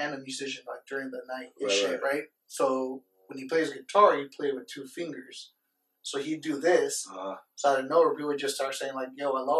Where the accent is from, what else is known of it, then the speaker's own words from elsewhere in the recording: Las Vegas, Nevada, United States; yo, we're from Vegas.